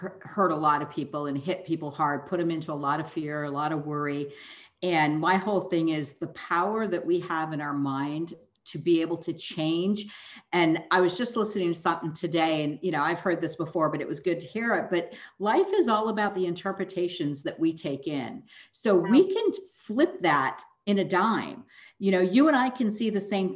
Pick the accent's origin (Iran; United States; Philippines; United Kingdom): United States; California; moved away as an adult; also born or lived in East Coast; I grew up here in California, and then I left California for 22 years and went on the East Coast.